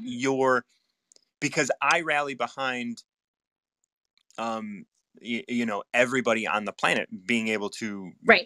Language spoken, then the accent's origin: English; Chicago, Illinois, United States; having been born and raised in Chicago